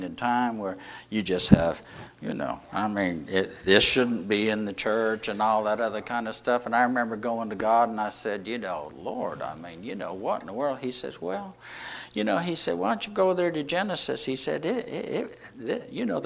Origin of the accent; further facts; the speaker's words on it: the South, United States; We're from the South